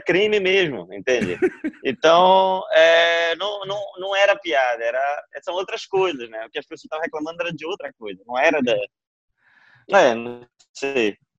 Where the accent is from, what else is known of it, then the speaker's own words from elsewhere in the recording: Belém, Pará, Brazil; eu sou de Belém